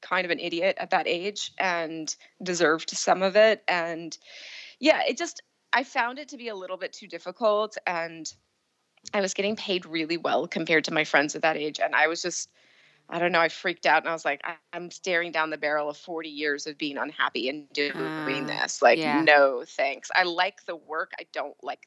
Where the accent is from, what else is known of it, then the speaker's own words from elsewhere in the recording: Pacific Northwest, United States; also born or lived in Seattle, Washington / Portland, Oregon; I'm from the Pacific Northwest